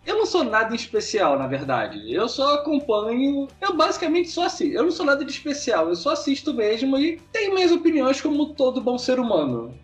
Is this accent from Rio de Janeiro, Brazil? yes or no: yes; Rio de Janeiro, Brazil; A gente é do Rio de Janeiro. Só que, tipo, eu não moro no centro do Rio de Janeiro, tipo, na parte nobre. Eu moro numa parada mais afastada, Campo Grande